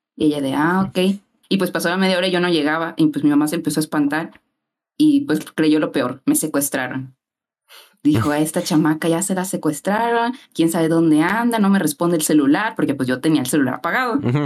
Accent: Poza Rica, Veracruz, Mexico; yo soy de Poza Rica

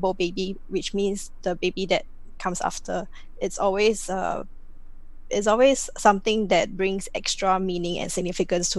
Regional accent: Singapore; I'm 100% Singaporean. born and bred here

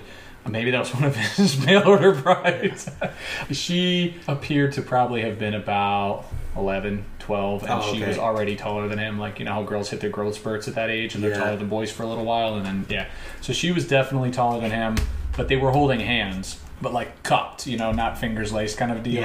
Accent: New Jersey, United States; Growing up in Jersey

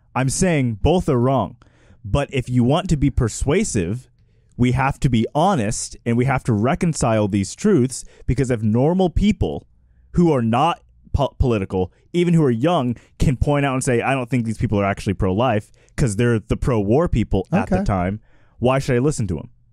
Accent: Texas, United States; as I growing up in Texas

